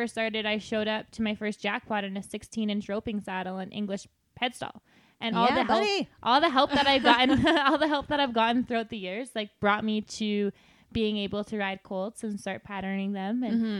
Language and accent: English; Lac La Biche, Alberta, Canada; I grew up in Lac La Biche, and there was only, I think, one or two other girls that actually barrel raced in my whole school.